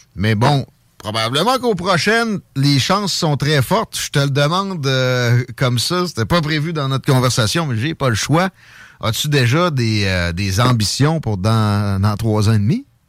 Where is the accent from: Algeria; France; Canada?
Canada; Quebec